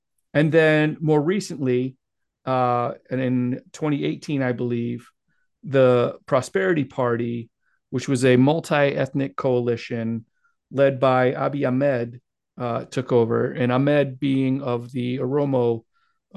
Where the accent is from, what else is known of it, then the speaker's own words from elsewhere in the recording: Midwest America, United States; as an American, white male American growing up in Midwest America